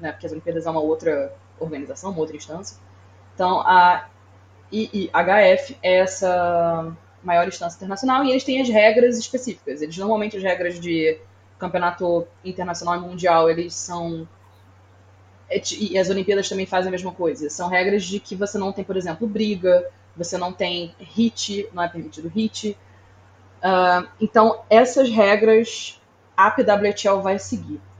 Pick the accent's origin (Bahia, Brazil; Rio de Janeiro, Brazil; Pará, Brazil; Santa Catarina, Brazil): Rio de Janeiro, Brazil; Sério, no Rio de Janeiro onde eu cresci.